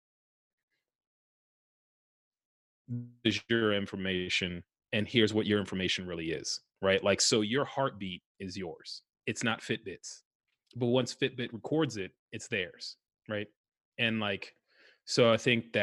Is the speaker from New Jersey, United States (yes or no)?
yes; New Jersey, United States; now in Washington, D.C., United States; I was born in New Jersey and I live in Washington, D.C. now